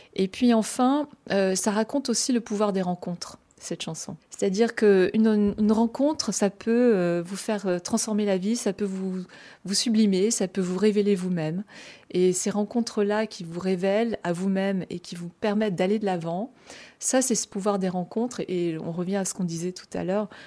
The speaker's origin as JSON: {"language": "French", "town": "Brest", "region": "Brittany", "country": "France", "tie": "born or raised there", "said": "j'ai grandi à Brest, hein, en Bretagne, dans le Finistère"}